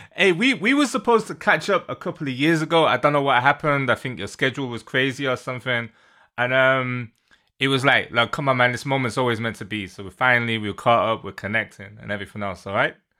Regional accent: Manchester, North West England, United Kingdom; moved away as an adult; now in London, United Kingdom; I'm from the U K. Born and raised in Manchester, live in London

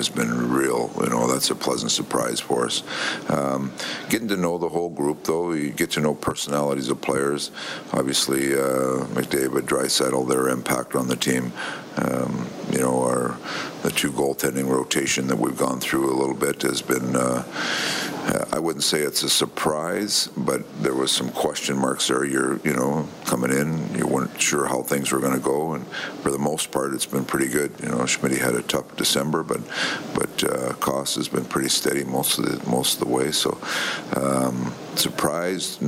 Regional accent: Canada; growing up in Canada

